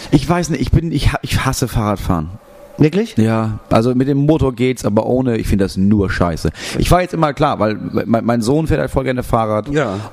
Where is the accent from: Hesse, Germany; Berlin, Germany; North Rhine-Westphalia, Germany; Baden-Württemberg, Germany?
Berlin, Germany; Das Einzige, was sie in Berlin vermisst, ich komme aus Berlin, ist